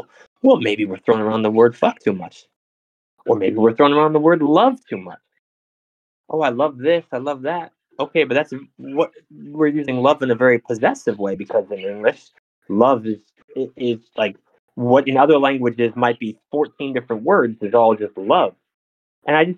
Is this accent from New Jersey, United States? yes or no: yes; New Jersey, United States; moved away; I'm from Jersey